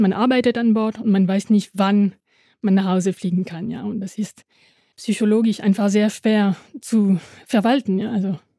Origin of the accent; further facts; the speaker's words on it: Dieppe, Normandy, France; German is a second language; also born or lived in Halle an der Saale / Panama; now in Halle, Germany; bin in der Normandie in einem kleinen Hafen in Dieppe äh, geboren